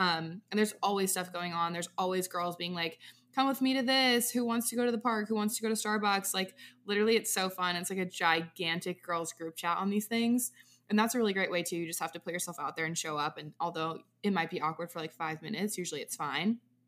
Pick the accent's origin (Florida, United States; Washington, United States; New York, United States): Washington, United States; now in Nashville, United States; I'm from Washington State